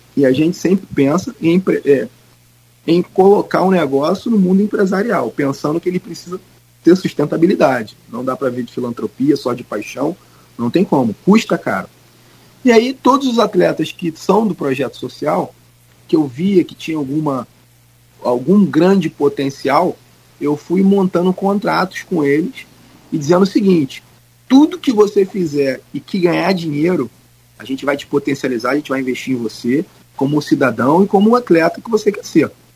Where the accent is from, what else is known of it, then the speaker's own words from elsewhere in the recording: Belford Roxo, Rio de Janeiro, Brazil; also born or lived in Cabo Frio; nasci em Cabo Frio, mas fui muito cedo para a Baixada Fluminense. E em Belfor Roxo, onde eu morei muito tempo da minha vida, quase que a minha infância toda